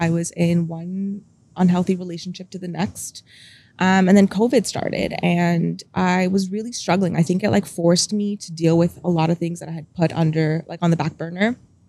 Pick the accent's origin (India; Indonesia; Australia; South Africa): India; also born or lived in Dubai, United Arab Emirates; now in Canada; being a Indian girl, it was very expected of me to just help raise my siblings.